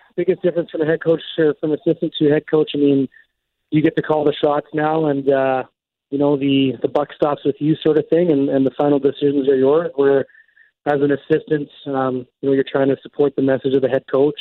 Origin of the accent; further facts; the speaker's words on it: Alberta, Canada; also born or lived in Vancouver; now in Winkler, Canada; I'm from Alberta.